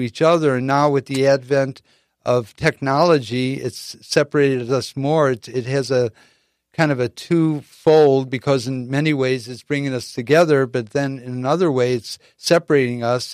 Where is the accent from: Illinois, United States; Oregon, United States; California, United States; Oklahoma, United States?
Illinois, United States; Chicago; now in San Diego, United States; in the Midwest growing up in Chicago